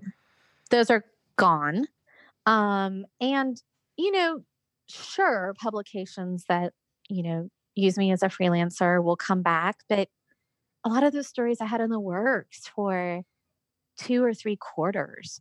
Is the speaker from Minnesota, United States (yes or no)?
no; California, United States; also born or lived in Georgia; now in South Carolina, United States; I'm originally from California, and then I lived in Georgia for a good bit of time, and then moved to South Carolina.